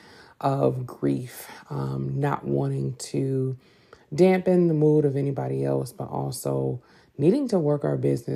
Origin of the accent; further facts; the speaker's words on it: Detroit, Michigan, United States; I'm from Detroit, 313